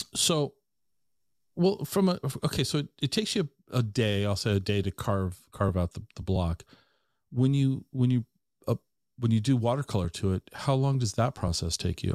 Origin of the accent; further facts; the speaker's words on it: Tacoma, Washington, United States; also born or lived in Ellensburg / Seattle; I grew up in the Tacoma area my entire life